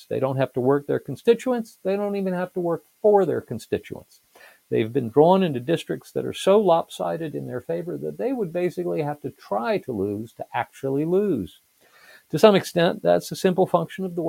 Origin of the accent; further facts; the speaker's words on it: United States; I'm an American